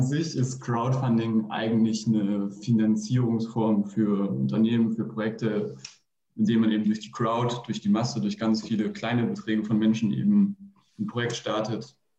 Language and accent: German; Fulda, Hesse, Germany; moved away as an adult; now in Bayreuth, Germany; ich komme aus Fulda und studiere mittlerweile in Bayreuth